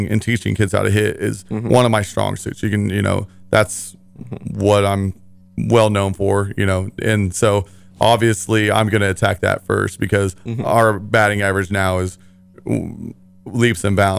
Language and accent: English; Parsons, Kansas, United States; I'm from Parsons.